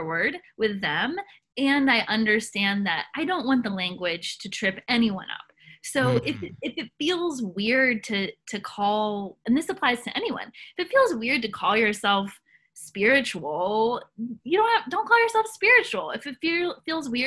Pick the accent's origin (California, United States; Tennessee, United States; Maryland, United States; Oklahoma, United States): Tennessee, United States; Nashville; I grew up in Tennessee, grew up in Nashville, Tennessee.